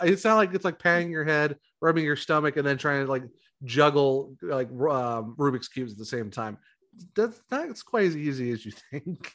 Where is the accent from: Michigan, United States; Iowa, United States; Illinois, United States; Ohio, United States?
Ohio, United States; Ravenna; we're both from Ohio. I'm from Ravenna